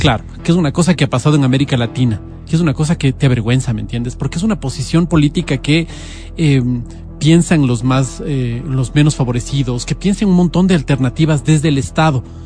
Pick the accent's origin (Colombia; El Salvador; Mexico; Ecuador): Ecuador; nosotros como ecuatorianos